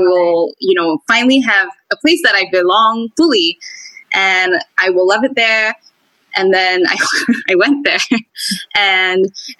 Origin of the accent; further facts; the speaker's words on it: Singapore; also born or lived in United Kingdom; when I was growing up in Singapore and I was in a local school